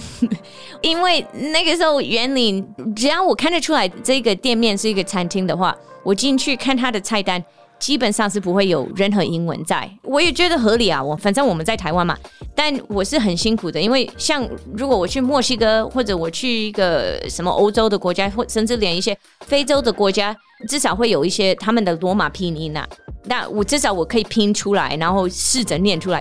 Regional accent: Seattle, Washington, United States; Chinese is a second language; moved away as an adult; now in Taiwan; 台湾的速度跟我家乡西雅图那边的速度是不一样

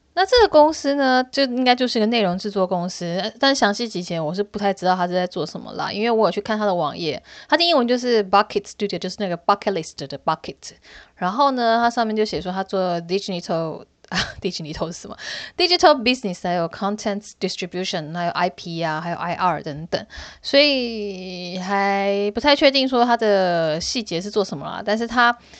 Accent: Hsinchu, Taiwan; 因为我是在新竹长大的

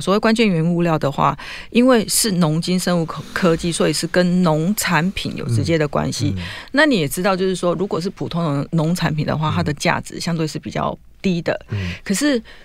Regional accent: Taiwan; 我们台湾人

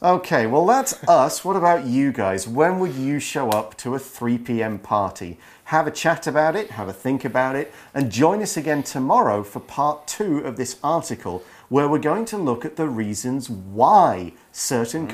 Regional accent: United Kingdom; I am super British

